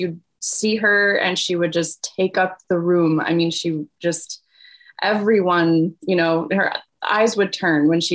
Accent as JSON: {"language": "English", "town": "Kansas City", "country": "United States", "tie": "born or raised there", "also_born_or_lived": "Taiwan", "moved": "as an adult", "said": "I grew up in Kansas City. That's where I live now, in Kansas City. And I've been in and out, but grew up just in the suburbs of Kansas City"}